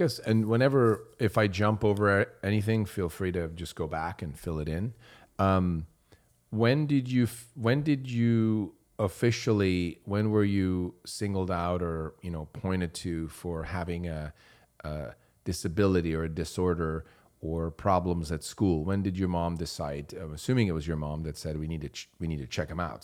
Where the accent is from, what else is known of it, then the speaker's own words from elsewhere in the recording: Switzerland; moved away; I grew up in Switzerland.